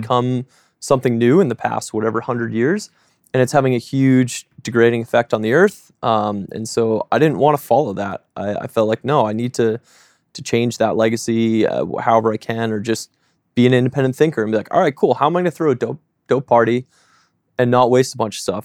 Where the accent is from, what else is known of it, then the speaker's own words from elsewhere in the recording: South Shore, south of Boston, Massachusetts, United States; now in Oregon, United States; growing up south of Boston, um, grew up frugal in a religious family